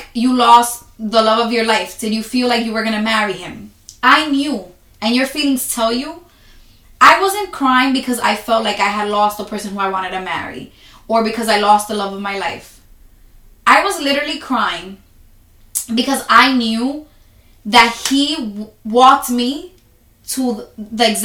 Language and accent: English; New York City, New York, United States; I'm from New York City